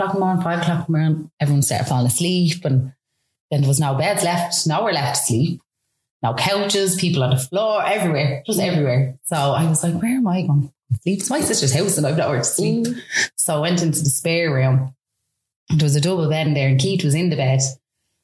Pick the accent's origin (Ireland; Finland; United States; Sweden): Ireland; Dublin, Leinster; I come from Baldoyle in Dublin